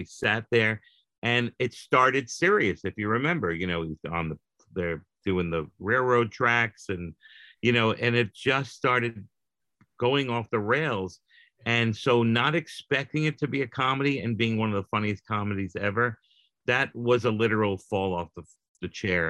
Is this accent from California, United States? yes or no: no; South Florida, United States; also born or lived in New York; I was from New York, but I grew up in South Florida in junior high school and high school.